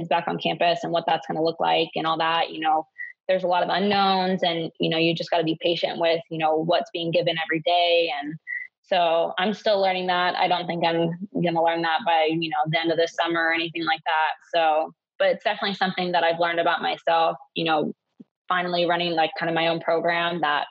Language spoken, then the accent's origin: English; Germany; also born or lived in Hawaii, United States / Uzbekistan / Ukraine / North Macedonia; So I grew up over in Europe, in Germany, Uzbekistan, Ukraine, Macedonia. So yeah, I didn't grow up in the States.